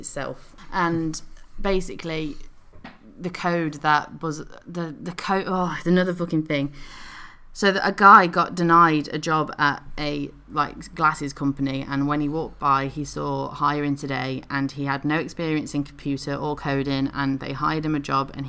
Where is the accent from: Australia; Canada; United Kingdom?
United Kingdom; So we're from the UK, and, you know, we're British